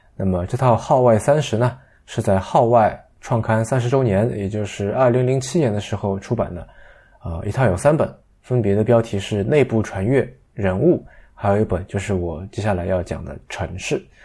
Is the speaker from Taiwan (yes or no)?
no; China; 作为一个大陆人